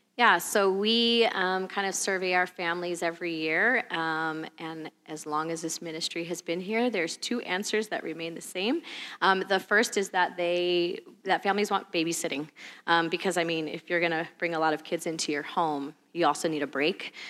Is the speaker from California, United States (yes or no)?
yes; California, United States; moved away as an adult; we're from California originally